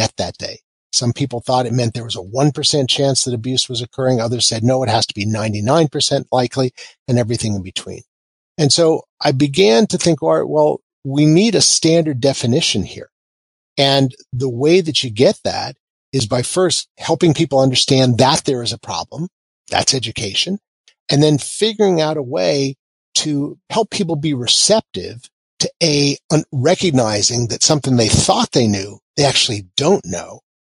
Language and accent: English; Kansas, United States; moved away; I'm also from Kansas, which means that I sort of have a down-home view towards a lot of things.